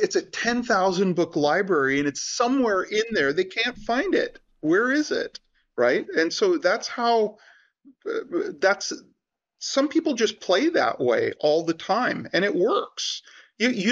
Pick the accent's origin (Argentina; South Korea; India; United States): India; I'm Indian